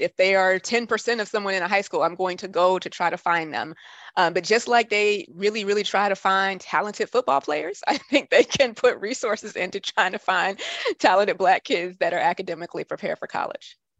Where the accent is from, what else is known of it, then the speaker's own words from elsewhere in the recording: Atlanta, Georgia, United States; moved away as an adult; also born or lived in New Jersey / Washington, D.C.; now I'm back home in my hometown of Atlanta.